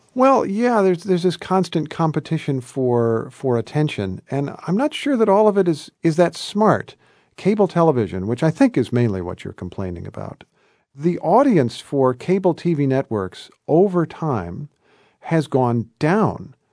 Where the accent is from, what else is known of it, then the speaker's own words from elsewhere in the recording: Indiana, United States; moved away as an adult; also born or lived in Kentucky / New York; I'm a guy from Indiana. I'm a guy who grew up as the son of school teachers